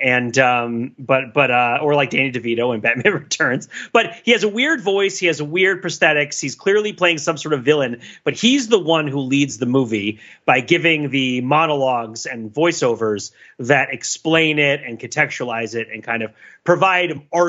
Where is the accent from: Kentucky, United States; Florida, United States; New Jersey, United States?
New Jersey, United States; I grew up in New Jersey, right?